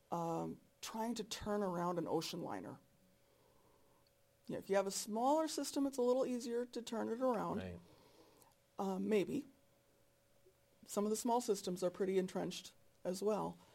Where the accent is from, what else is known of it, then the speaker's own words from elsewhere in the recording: North Dakota, United States; I'm from North Dakota.